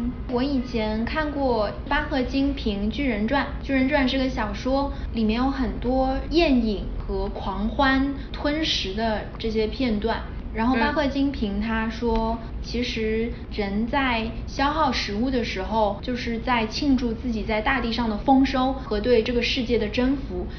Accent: Shanghai, China; now in New York, United States; 作为一个上海人，吃了个泡饭配了条咸鱼。在纽约的布鲁克林有一个工厂，专门做烟熏鱼的工厂。

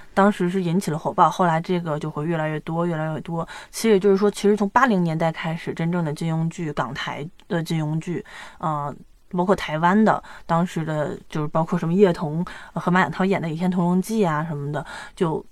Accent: China; 我们大陆这边

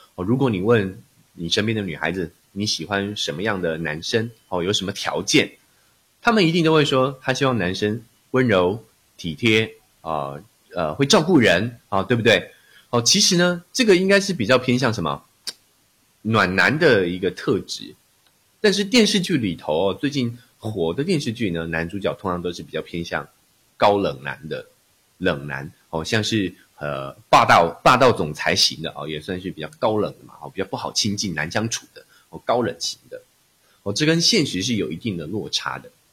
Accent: Taiwan; 我来自台湾，哦，之前都是从事声音， 哦，分析的工作， 哦，以及教学

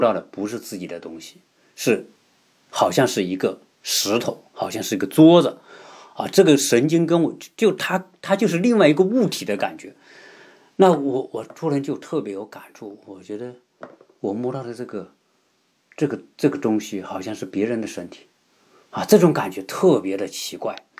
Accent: China; 我们中国人

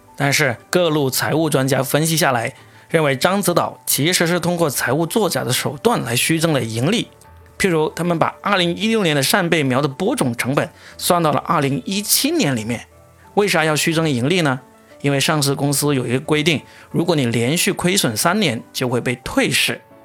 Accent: Guangdong, China; 作为一个广东人

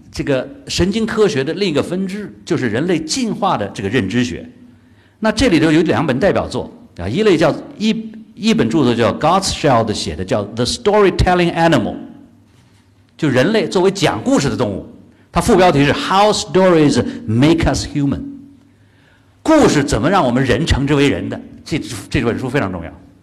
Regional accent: China; 我们中国人

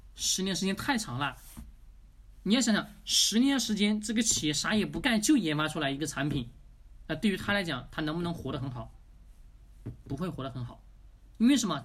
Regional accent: China; 我们中国人

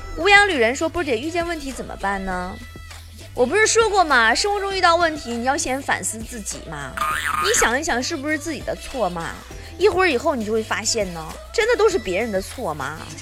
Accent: China; 我们中国人啊，就这点好

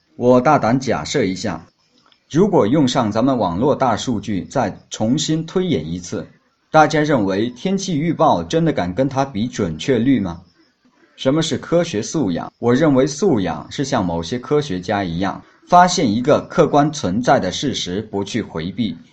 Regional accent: Hainan, China; 我是来自海南的一个普通农民

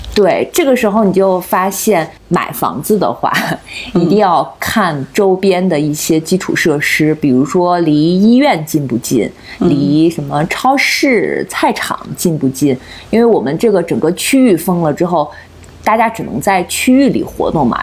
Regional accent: hometown near Qingdao, Shandong, China; now in Beijing, China; 我们老家

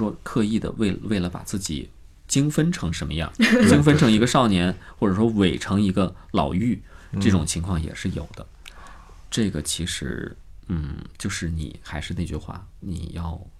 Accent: Changchun, Jilin, China; accent: Northeastern Mandarin; moved away as an adult; now in Beijing, China; 我是东北人，我来到北京之后，其实我在长春、在长影已经配过两年音了。来到北京之后，有一些音还是带着东北方音。

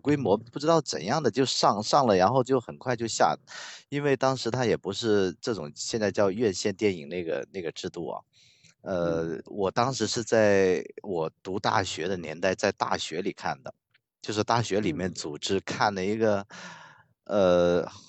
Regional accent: Guangzhou, Guangdong, China; first language Cantonese; Chinese is a second language; 我我是就是粤语是我们的母语，粤语是我们。

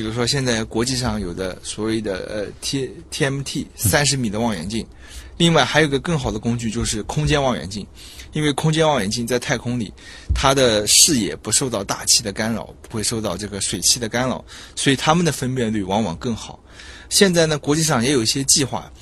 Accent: Zhejiang, China; moved away as an adult; now in Shanghai, China; 我的老家是浙江

